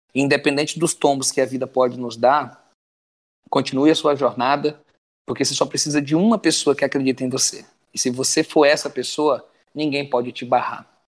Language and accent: Portuguese; Açailândia, Maranhão, Brazil; moved away as an adult; also born or lived in São Paulo; nasci em Caratriz do Maranhão, mas passei a vida toda em Açailândia